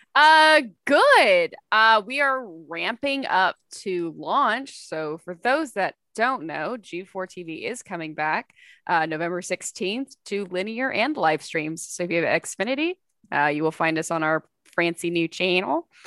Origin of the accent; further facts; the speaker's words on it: Texas, United States; I worked at the Cinemark in my hometown